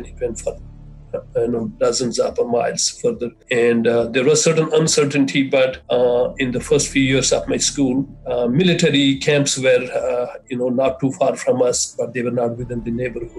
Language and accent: English; Jammu and Kashmir, India; As you said, I was born and raised in Kashmir. Any Kashmiri would tell you that Kashmir is our life.